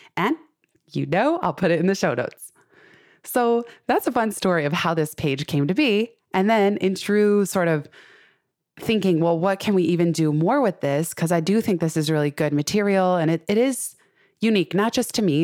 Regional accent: Silicon Valley, California, United States; I grew up in Silicon Valley

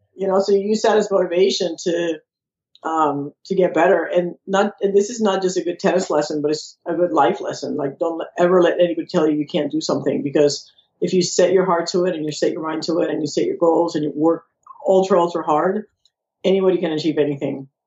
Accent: San Juan, Puerto Rico; now in Florida, United States; I was born in San Juan, Puerto Rico

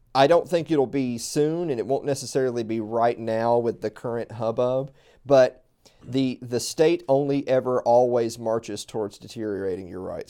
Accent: the South, United States; I'm from the South. Everything's miles away from each other. We drive everywhere

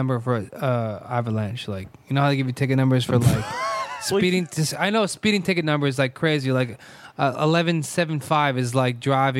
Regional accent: Manchester, Connecticut, United States; I'm from Manchester. He's from South Windsor. We never liked each other. Our towns, they hate each other.

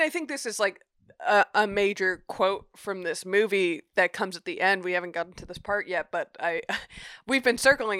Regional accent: United States; as an American viewer

